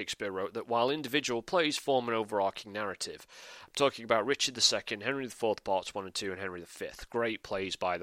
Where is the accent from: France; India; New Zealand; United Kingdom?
United Kingdom; I'm a Brit, as you can probably tell from the accent